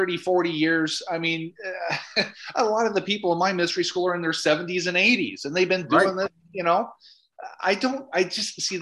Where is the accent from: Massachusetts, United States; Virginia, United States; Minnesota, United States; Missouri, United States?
Minnesota, United States; I'm from Minnesota.